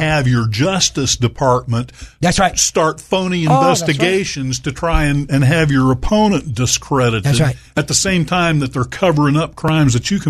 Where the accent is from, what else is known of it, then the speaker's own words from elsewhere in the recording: Little Rock, Arkansas, United States; moved away as an adult; also born or lived in New York / New England; And I've lived in New York and I've lived in New England before I came back to my hometown of Little Rock here.